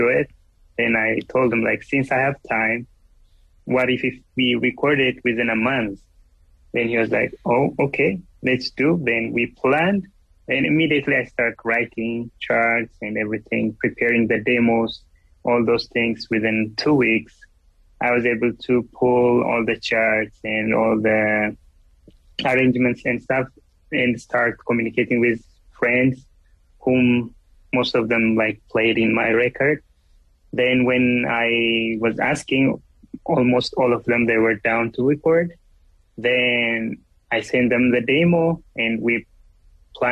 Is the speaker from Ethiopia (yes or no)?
yes; Ethiopia; English is a second language; moved away as an adult; now in Los Angeles, United States; I was born in Ethiopia. I grew up in Ethiopia and I'm here like in LA for 10 years.